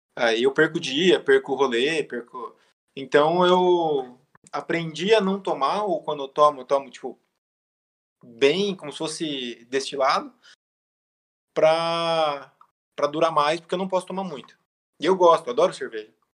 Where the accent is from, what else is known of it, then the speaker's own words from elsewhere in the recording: Novo Horizonte, São Paulo, Brazil; moved away as an adult; also born or lived in São Bernardo do Campo / United States; now in Barueri, Brazil; eu sou de Novo Horizonte, né? Interior de São Paulo. E sou engenheiro mecânico. Fiquei muito tempo em Novo Horizonte, meus 18, 20 anos